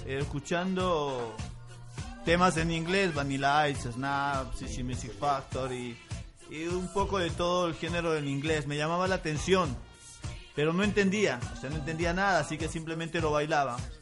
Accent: La Paz, Bolivia; moved away as an adult; now in Buenos Aires, Argentina; Soy, de Munaipata, sí. Me, me crié eh, Munaipata.

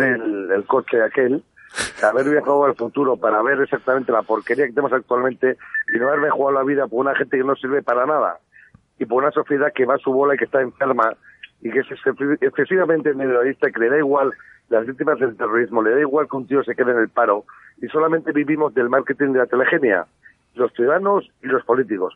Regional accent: Basque Country, Spain; a los vascos como parte de España que éramos

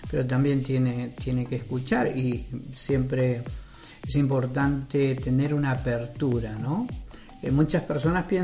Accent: Argentina; also born or lived in Chile; criado totalmente en Argentina.

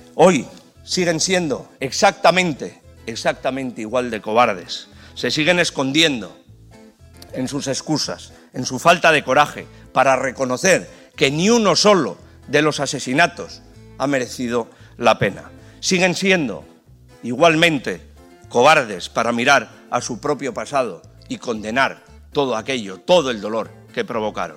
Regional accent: Ukraine; moved away as an adult; now in Spain

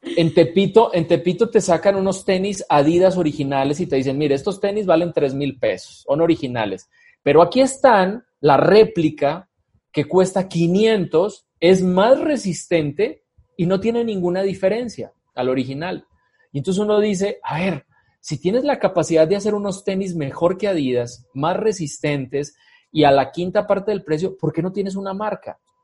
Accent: Medellín, Antioquia, Colombia; moved away as an adult; now in Aguascalientes, Mexico; yo eh, nací en Colombia, nací en Medellín, Colombia, ya pues llevo la mitad de mi vida aquí en Aguascalientes

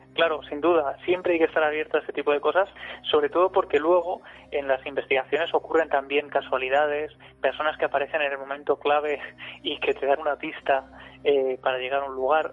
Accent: Ciudad Real, Castilla-La Mancha, Spain; Ciudad Real, de donde yo soy

